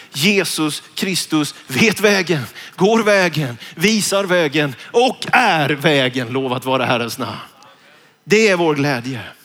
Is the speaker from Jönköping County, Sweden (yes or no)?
yes; Vetlanda, Jönköping County, Sweden; när jag gick gymnasiet hemma i Vetlanda, Njudungsgymnasiet